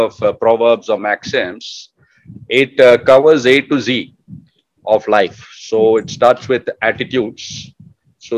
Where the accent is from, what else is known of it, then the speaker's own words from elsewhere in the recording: Bangalore, Karnataka, India; I was growing up in Bangalore